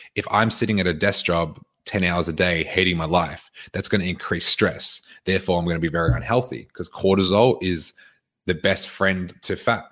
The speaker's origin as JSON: {"language": "English", "region": "Queensland", "country": "Australia", "tie": "born or raised there", "moved": "yes", "lives_now": "Victoria, Australia", "said": "I was born here. I grew up in Queensland."}